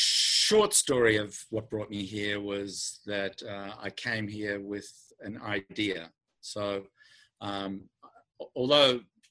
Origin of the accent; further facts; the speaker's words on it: Australia; accent: Australian; now in United States; I speak in my native tongue, right, Australian, but I've been living in the United States for 23 years, so I don't even hear the American accent.